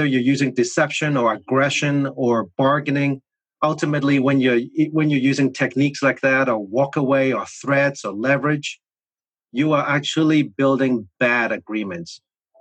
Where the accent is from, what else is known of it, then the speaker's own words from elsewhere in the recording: Hong Kong; English is a second language; moved away; I was born in Hong Kong, in a concrete jungle city of Hong Kong